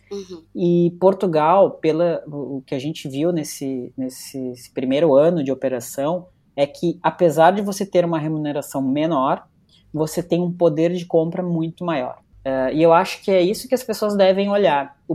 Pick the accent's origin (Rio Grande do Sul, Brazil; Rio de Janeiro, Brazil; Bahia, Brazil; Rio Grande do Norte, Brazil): Rio Grande do Sul, Brazil; Porto Alegre; now in São Paulo, Brazil; Eu saí de Porto Alegre, fui para São Paulo para justamente ganhar mais.